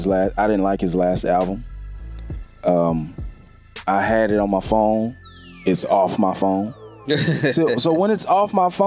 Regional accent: Houston, Texas, United States; I'm from Houston

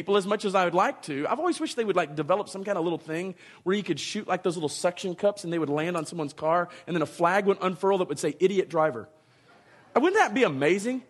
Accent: Dallas, Texas, United States; moved away; I learned to drive in the Dallas-Fort Worth Metroplex.

